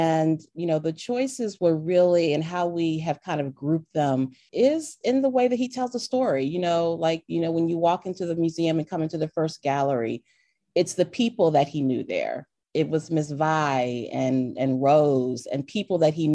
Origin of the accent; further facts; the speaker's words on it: Delaware, United States; I grew up in Delaware, but my mother is from Alabama. My father was from Florida.